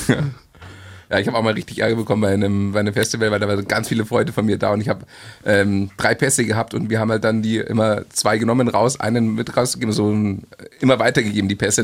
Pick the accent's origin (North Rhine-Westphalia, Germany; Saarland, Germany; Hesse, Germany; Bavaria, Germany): Bavaria, Germany; Munich; München ist übrigens äh, meine, meine Heimatstadt